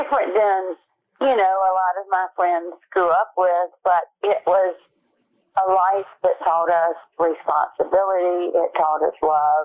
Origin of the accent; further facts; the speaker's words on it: Wake County, North Carolina, United States; I was born here in Wake County, and that has been my home for all of my years